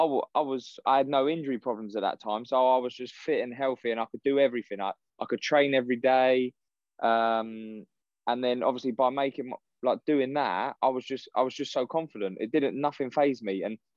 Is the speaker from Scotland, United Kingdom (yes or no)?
no; Windsor, South East England, United Kingdom; I grew up in Windsor, so the army barracks were